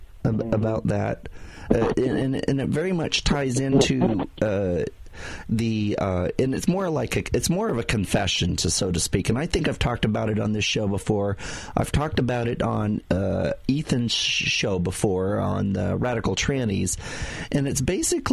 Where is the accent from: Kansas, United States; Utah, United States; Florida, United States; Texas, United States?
Utah, United States; I grew up in Utah, where there really wasn't a lot of people of color, period.